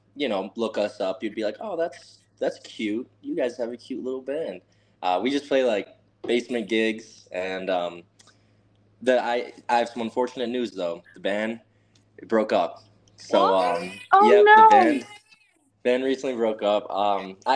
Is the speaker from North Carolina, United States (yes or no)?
no; Waunakee, Wisconsin, United States; also born or lived in Atlanta, Georgia; I was born in 1999. That's where my parents met. And I moved when I was about a year and a half up to Wanakee, Wisconsin